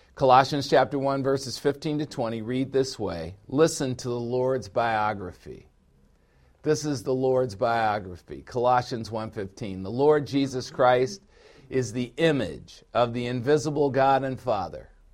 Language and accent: English; United States; I am an American